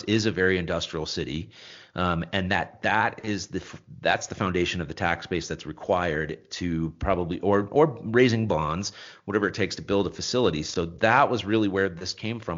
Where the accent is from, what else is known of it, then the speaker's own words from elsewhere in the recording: Long Beach, California, United States; I grew up in Long Beach